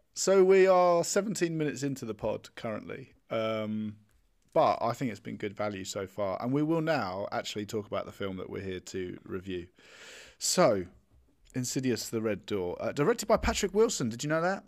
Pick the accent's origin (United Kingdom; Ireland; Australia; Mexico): United Kingdom; I'm British